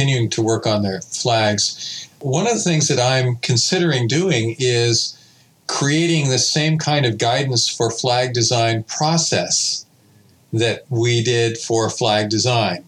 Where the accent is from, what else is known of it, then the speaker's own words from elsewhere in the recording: Pasadena, California, United States; I was born in Pasadena